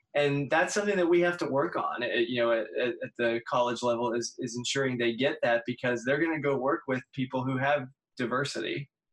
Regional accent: Pittsburgh, Pennsylvania, United States; moved away; I'm from Pittsburgh originally

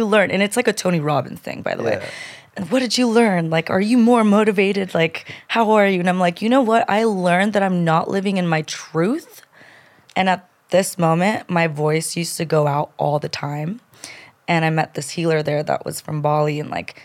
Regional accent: Colombia; now in United States; I'm from Colombia. I was born in Colombia. My parents immigrated to this country to give me a better life

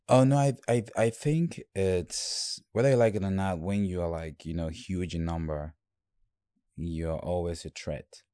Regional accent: Bafoussam, West, Cameroon; also born or lived in Bamenda / Douala; now in United States; I was born in Bamenda, and I grew up in Bafoussam, which is the French part

